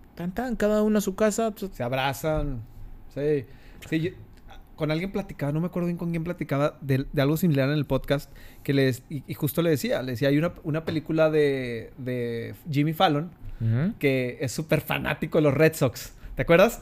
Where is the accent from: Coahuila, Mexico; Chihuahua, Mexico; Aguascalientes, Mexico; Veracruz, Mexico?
Coahuila, Mexico; Torreón; los que somos de Torreón, santistas